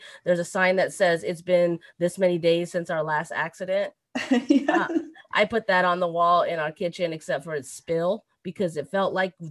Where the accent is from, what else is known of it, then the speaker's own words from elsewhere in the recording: United States; I'm actually American. I mean, I was born here in the United States